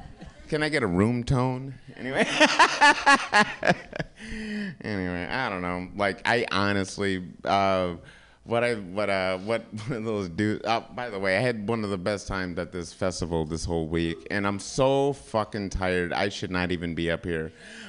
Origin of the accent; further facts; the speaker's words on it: Kalamazoo, Michigan, United States; I'm from Kalamazoo, Michigan, which is weird because every time I bring it up, people either think it's like Narnia or it's like a real place.